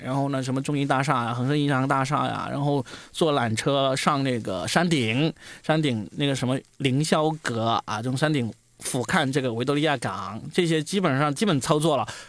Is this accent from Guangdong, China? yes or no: yes; Guangdong, China; 我广东人嘛